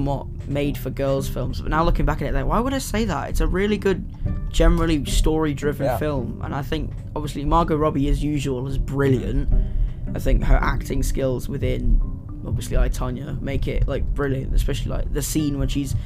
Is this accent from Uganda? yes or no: no; England, United Kingdom; I'm English, because we've got quite a accent that's very renowned